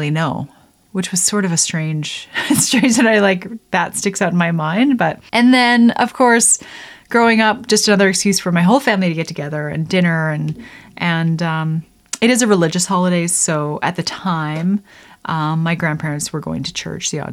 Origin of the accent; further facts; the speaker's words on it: Lethbridge, Alberta, Canada; also born or lived in Rocky Mountains; I grew up in Lethbridge, Alberta, Canada.